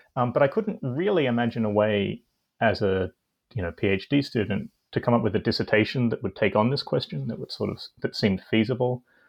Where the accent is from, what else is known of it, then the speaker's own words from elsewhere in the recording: Australia; I grew up in Australia um, and did my undergraduate studies there